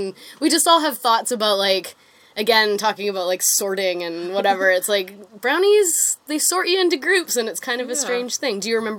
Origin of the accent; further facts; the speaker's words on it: Sunshine Coast, British Columbia, Canada; I grew up on the Sunshine Coast